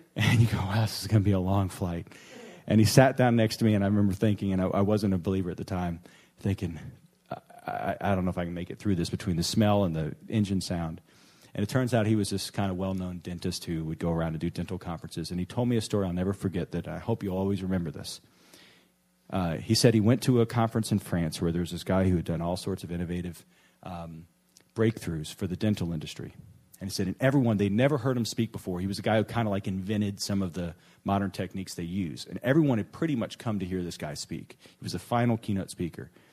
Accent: New Orleans, Louisiana, United States; moved away; my hometown, New Orleans

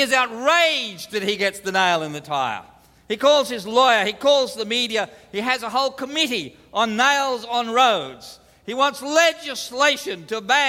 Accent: Australia; as an Australian, we're pretty good at sarcasm

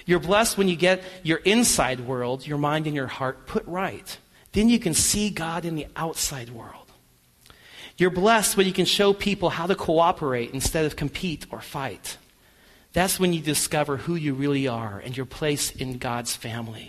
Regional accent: United States; us as American people

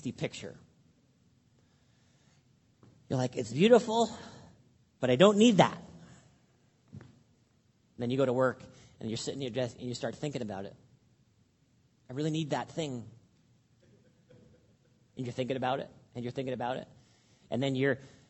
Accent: Canada; All of us, we're Canadian

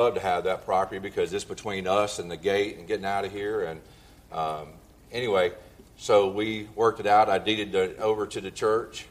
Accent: Monroeville, Alabama, United States; also born or lived in Montgomery, Alabama; now in Arbor Springs, United States; went back to my 20th high school reunion in Monroeville, Alabama

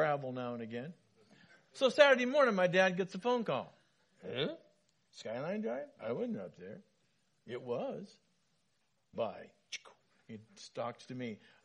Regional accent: Wenatchee, Washington, United States; When I was growing up in Wenatchee, my dad was a building contractor

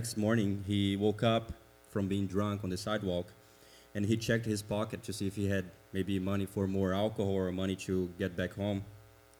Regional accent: Brazil; English is a second language; moved away as an adult; now in United States; I have an accent, so you can already know that I'm not from around here. I am from Brazil

